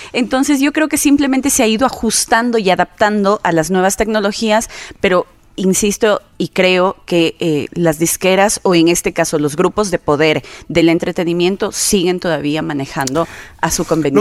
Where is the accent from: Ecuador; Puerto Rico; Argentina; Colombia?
Ecuador; Quito, Pichincha; also born or lived in Saraguro; como he vivido tantos años en Quito, soy más quiteña que sarumeña